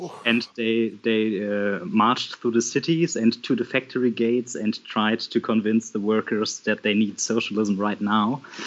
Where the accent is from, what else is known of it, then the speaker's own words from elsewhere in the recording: Bremen, Germany; English is a second language; I am from Germany, from the yes. city of Bremen in the northwest of Germany.